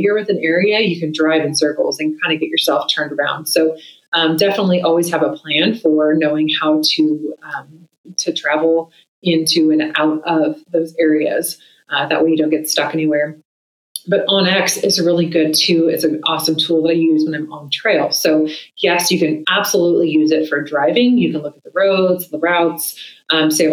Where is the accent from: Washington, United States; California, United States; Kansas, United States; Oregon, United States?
Oregon, United States; my home state of Oregon